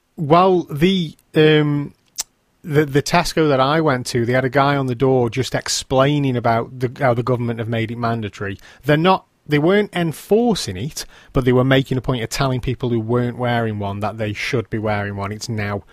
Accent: England, United Kingdom

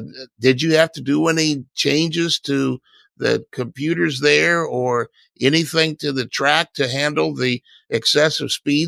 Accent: Southern California, United States; I'm from Southern California

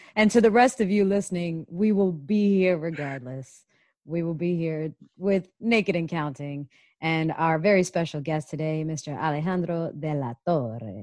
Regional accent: Canada; now in United States; coming from Canada, and I'm Canadian as well

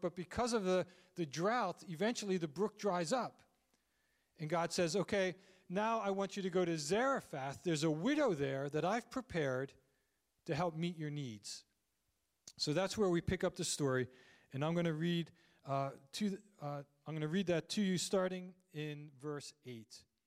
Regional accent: Landisville, Pennsylvania, United States; also born or lived in Phoenixville; I grew up in Landisville

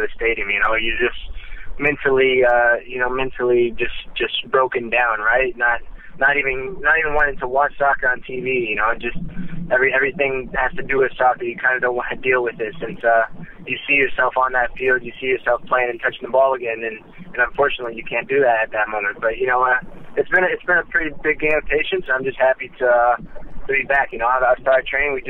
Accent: Dallas, Texas, United States; moved away as an adult; also born or lived in Portugal; now in Mexico; I grew up in Dallas, Texas

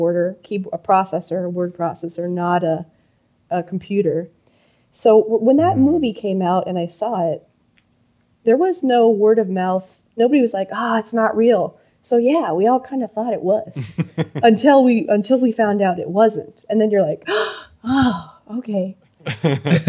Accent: Yuma, Arizona, United States; when I was in high school growing up in Yuma, Arizona

